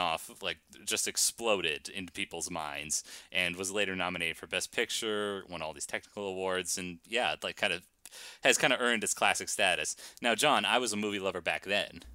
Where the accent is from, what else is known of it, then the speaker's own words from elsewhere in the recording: Boston, Massachusetts, United States; you and I are Boston sports fans. We grew up in Boston